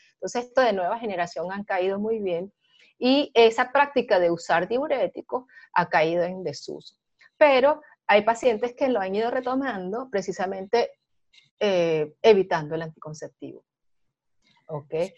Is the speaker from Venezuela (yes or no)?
yes; Venezuela; now in Panama; A pesar de que soy venezolana, yo estoy ahorita residenciada en Panamá